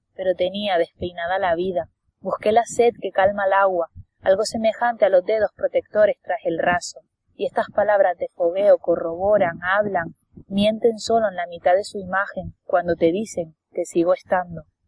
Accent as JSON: {"language": "Spanish", "region": "Canary Islands", "country": "Spain", "said": "soy muy canaria"}